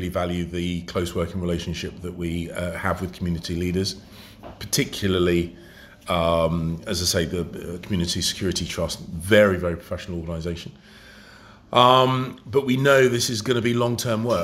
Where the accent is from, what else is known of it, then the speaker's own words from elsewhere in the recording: London, United Kingdom; I was born and brought up in London